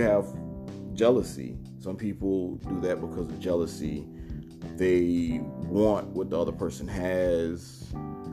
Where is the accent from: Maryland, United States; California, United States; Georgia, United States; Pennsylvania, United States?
Georgia, United States; Savannah; moved away; being from Savannah in the era I grew up